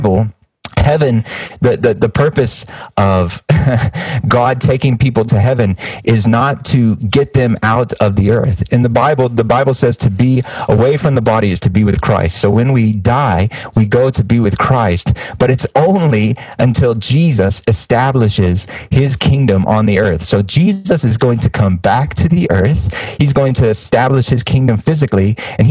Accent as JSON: {"language": "English", "country": "United States", "said": "I'm an American"}